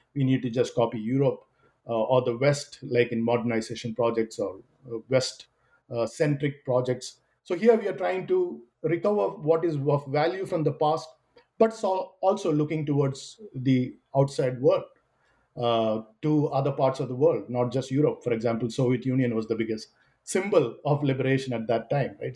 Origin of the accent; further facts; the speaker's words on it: Kerala, India; I am originally from Kerala